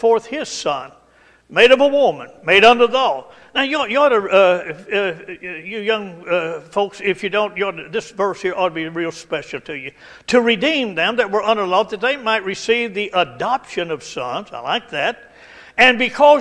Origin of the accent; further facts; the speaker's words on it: Estill County, Kentucky, United States; I grew up in, over in Estill County, and out in the country there